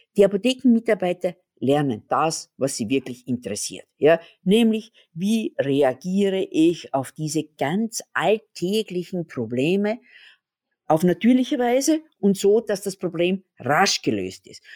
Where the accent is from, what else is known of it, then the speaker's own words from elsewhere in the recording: Graz, Styria, Austria; da, wo ich herkomme, in Graz, da ist es wunderschön zum Wandern